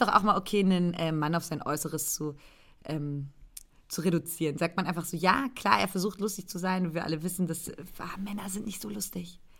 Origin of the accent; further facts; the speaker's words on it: Brandenburg, Germany; moved away; einen Brandenburger Landwein, der in der Nähe meiner Heimat ähm, hergestellt wird, um nicht zu sagen sogar genau dort